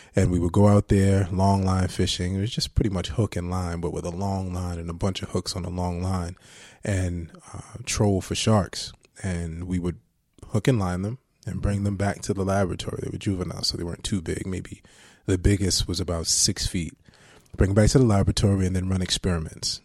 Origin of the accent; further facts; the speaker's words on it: Jersey City, New Jersey, United States; I grew up in Booker T Projects in, um, Jersey City, New Jersey